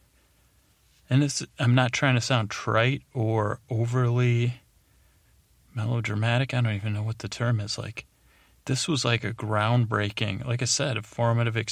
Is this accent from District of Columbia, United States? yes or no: no; Syracuse, New York, United States; I grew up in Syracuse, New York.